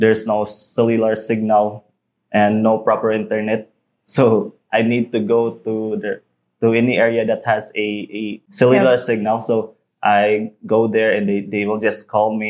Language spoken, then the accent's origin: English; Cebu, Central Visayas, Philippines; moved away as an adult; now in Negros Oriental, Philippines; I'm originally from Cebu